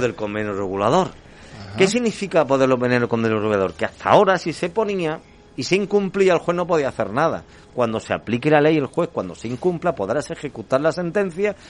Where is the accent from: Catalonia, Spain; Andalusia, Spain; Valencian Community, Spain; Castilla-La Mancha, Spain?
Andalusia, Spain; somos andaluces, hasta enero no pasamos frío, y menos en Sevilla